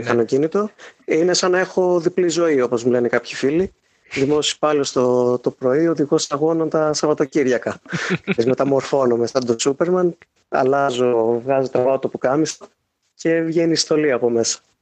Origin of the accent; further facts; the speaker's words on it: Chalkida, Central Greece, Greece; είμαι από το Χαλκίδα, οπότε έχω μεγαλώσει με τη Ριτσόνα.